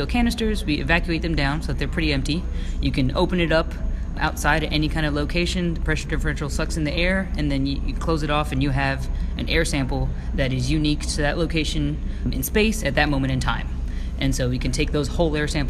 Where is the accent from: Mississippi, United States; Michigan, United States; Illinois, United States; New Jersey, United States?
New Jersey, United States; moved away as an adult; also born or lived in New York / Irvine, California; now in California, United States; I grew up primarily on the East Coast between New York and New Jersey